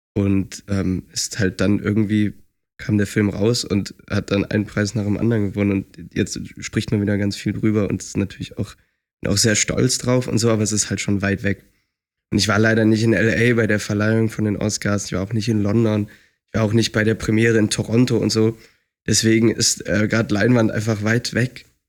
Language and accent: German; Lindlar, North Rhine-Westphalia, Germany; moved away as an adult; also born or lived in Leipzig; now in Düsseldorf, Germany; Ich bin halt auf dem Land aufgewachsen